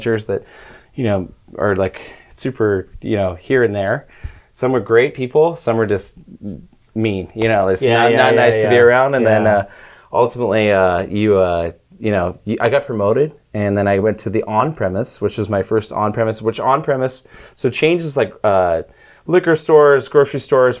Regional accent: United States; moved away as an adult; also born or lived in Monterey, California; now in Southern California, United States; I grew up there. Spent 23 years of my life over there.

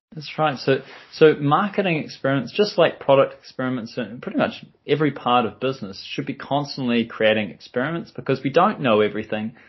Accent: New Zealand; I'm from New Zealand

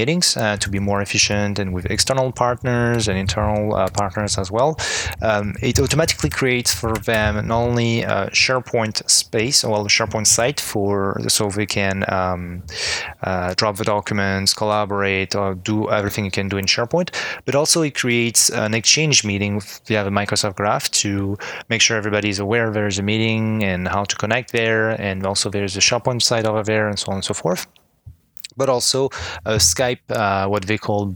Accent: France; English is a second language; moved away as an adult; now in Montreal, Canada; I was originally born and raised in France and I moved to Montreal 6 years ago now.

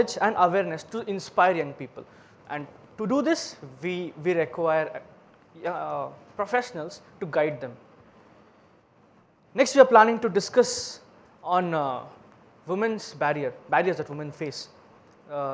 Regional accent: Bangalore, Karnataka, India; English is a second language; I'm from Bangalore, India

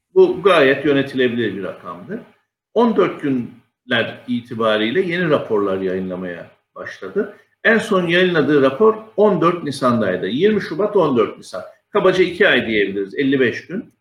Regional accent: Mersin, Turkey; moved away as an adult; now in Istanbul, Turkey; 1966 yılı Mersin'de doğumluyum. Liseyi Mersin'de okudum. Daha sonra İstanbul'a üniversite için geldim.

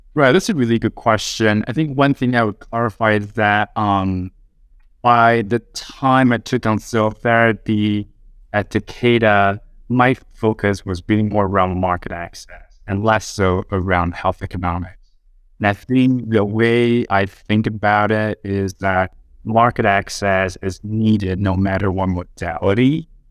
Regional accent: Taiwan; moved away as an adult; now in United States; I was born and raised in Taiwan until I moved to the U S, uh, age twenty-five

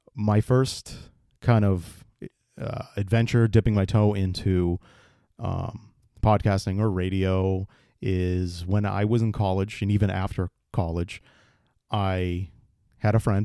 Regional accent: East Bridgewater, Massachusetts, United States; I born and raised in Massachusetts, in the town of uh, East Bridgewater

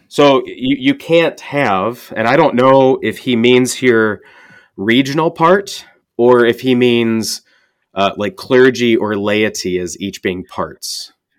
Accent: St. Louis, Missouri, United States; I grew up in Saint Louis

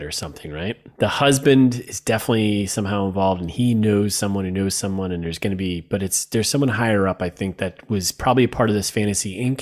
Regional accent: Connecticut, United States; I'm from Connecticut.

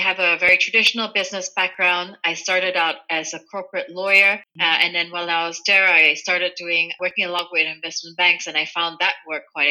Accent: Kuala Lumpur, Malaysia; now in Germany; I grew up in Malaysia, in Kuala Lumpur, so bilingual when I was growing up, Malay and English.

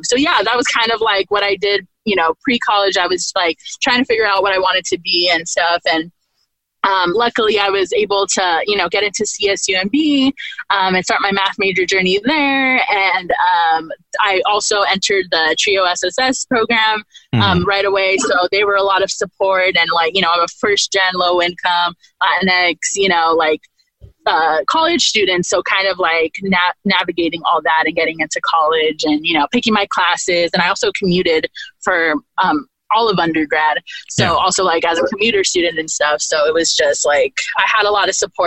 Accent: Monterey County, California, United States; I was raised in Monterey County, California

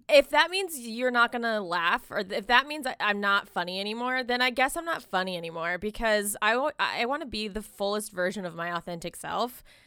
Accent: Jacksonville, Florida, United States; also born or lived in Miami; I was born in Miami. I, I spent, like, most of my, um, like, you know, teen, like my teen years and stuff in Jacksonville

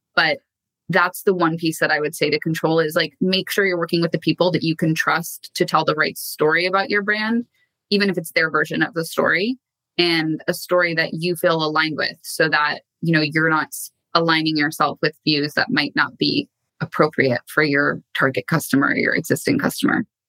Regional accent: Canada; moved away as an adult; also born or lived in New York / London; now in Los Angeles, United States; So I am originally from Canada and I've been in LA now for the past six odd years

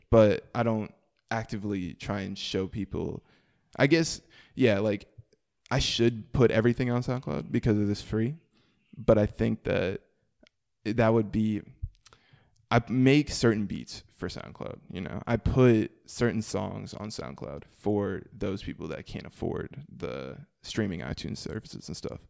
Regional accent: Mooresville, North Carolina, United States; also born or lived in New York; I grew up in, like, Norman area, uh, Mooresville

